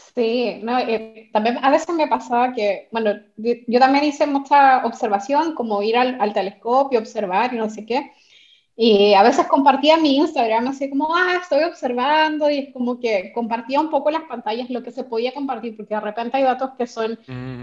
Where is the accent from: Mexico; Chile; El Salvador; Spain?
Chile; Santiago, Santiago Metropolitan Region; cuando era niña una vez mi mamá me llevó al planetario de Santiago. Eh, yo soy de Santiago